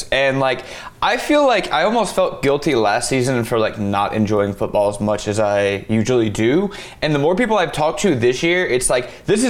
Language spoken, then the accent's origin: English; Baton Rouge, Louisiana, United States; I grew up in Baton Rouge. I was, like, born in Tiger Stadium.